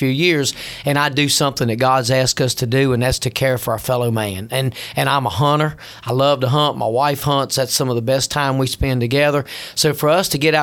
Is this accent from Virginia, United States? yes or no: yes; Franklin County, Virginia, United States; moved away as an adult; also born or lived in Tidewater, Virginia; I grew up in Franklin County, and the only thing we were ever known for was making moonshine whiskey